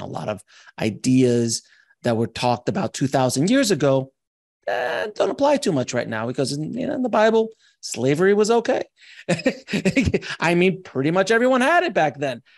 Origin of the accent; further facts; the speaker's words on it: Los Angeles, California, United States; I come from Los Angeles